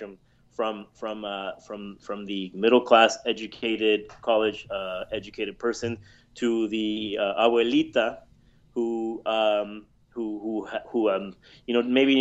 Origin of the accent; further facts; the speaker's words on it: United States; having been raised here in the United States, but on the border nonetheless.